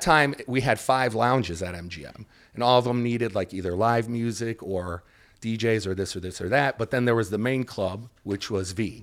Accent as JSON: {"language": "English", "town": "Detroit", "region": "Michigan", "country": "United States", "tie": "born or raised there", "said": "growing up in Detroit"}